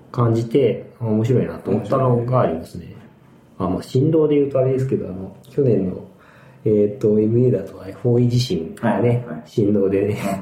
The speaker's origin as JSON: {"language": "Japanese", "town": "Hamamatsu", "region": "Shizuoka", "country": "Japan", "tie": "born or raised there", "moved": "yes", "said": "地元に戻り、地元浜松"}